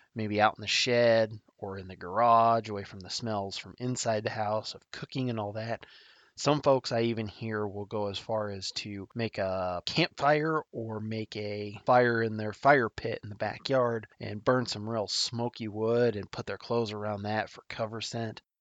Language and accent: English; Nebraska, United States; my home state of Nebraska